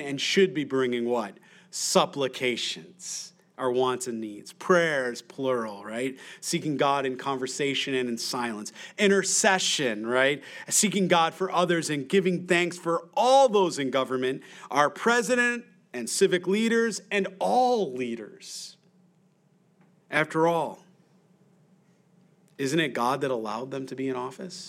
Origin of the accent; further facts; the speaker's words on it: United States; I'm an American.